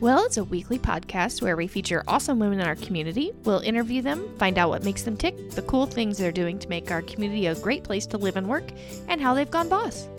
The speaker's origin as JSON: {"language": "English", "town": "Muncie", "region": "Indiana", "country": "United States", "said": "We are from Muncie."}